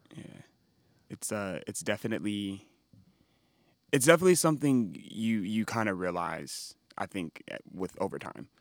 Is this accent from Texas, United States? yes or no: no; Los Angeles, California, United States; born or raised there